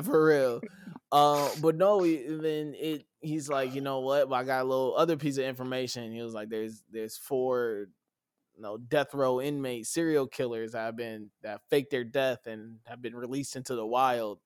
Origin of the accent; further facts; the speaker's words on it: United States; being American